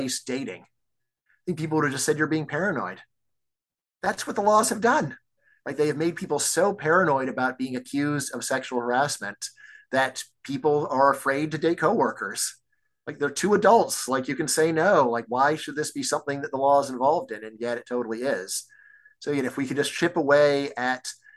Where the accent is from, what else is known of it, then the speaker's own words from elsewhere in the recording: Virginia, United States; also born or lived in Texas; my home state of Virginia